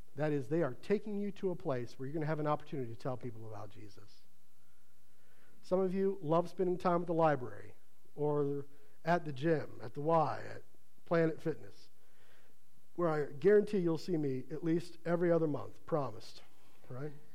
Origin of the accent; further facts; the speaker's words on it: Ohio, United States; moved away; where I grew up in Ohio